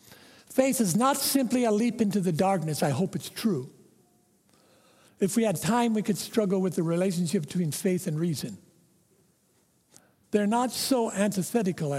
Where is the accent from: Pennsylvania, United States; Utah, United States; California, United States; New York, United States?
California, United States; Modesto; In my hometown in Modesto, California, it's known for its farming area, Central Valley of California.